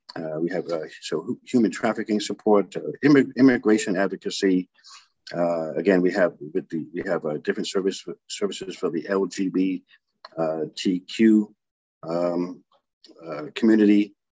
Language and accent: English; Providence, Rhode Island, United States; I grew up here in in Providence